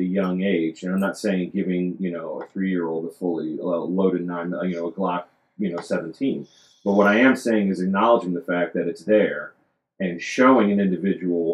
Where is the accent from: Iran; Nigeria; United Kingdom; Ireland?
Ireland; I'm Irish